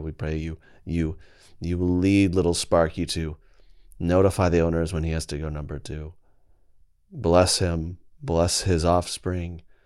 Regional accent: Oklahoma, United States; Where I'm from Oklahoma

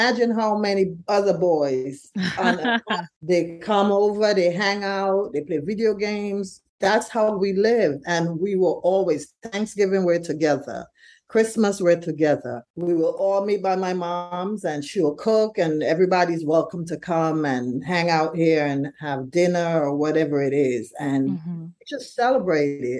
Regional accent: St. Vincent & Grenadines; now in Brooklyn, United States; we're from St. Vincent originally

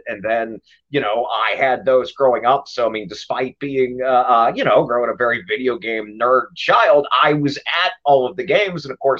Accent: Pittsburgh, Pennsylvania, United States; moved away as an adult; now in Los Angeles, United States; I grew up in Pittsburgh. I lived on the north side for a long time till I was in the first or second grade, and my folks moved me out to the suburbs.

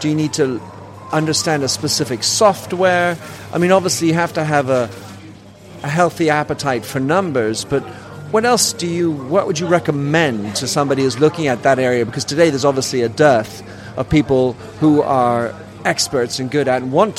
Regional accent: Belgium; born there; And I was born in Belgium, which I was also.

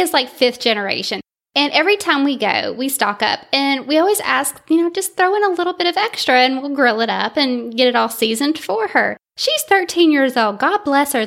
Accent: North Alabama, United States; also born or lived in Vallejo, California; I did, uh, most of my schooling in Alabama, so that's the accent

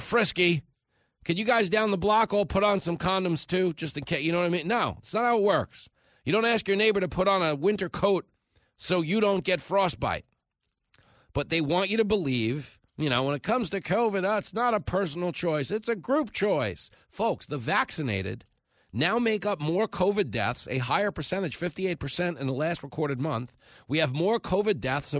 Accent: Long Island, New York, United States; I grew up here on Long Island, drove a cab most of my adult life in the city

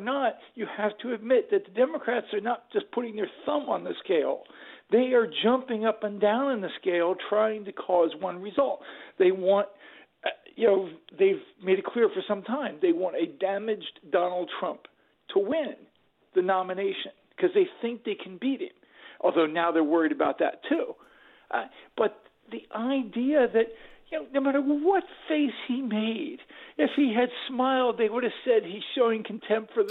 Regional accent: Baltimore, Maryland, United States; I grew up in Baltimore

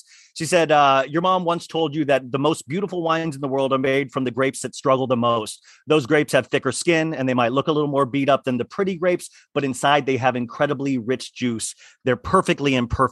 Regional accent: Kansas, United States; my family growing up in Kansas.

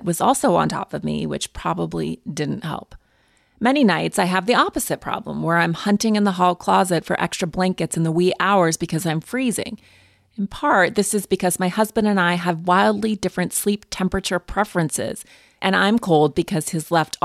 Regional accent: Montana, United States; I'm from Montana

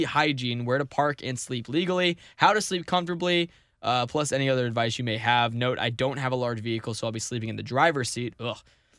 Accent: St. Louis, Missouri, United States; born there; I was born in St. Louis.

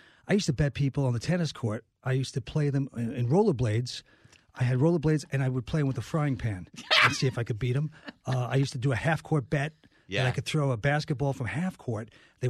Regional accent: Belrose, New York, United States; Because I am from Long Island.

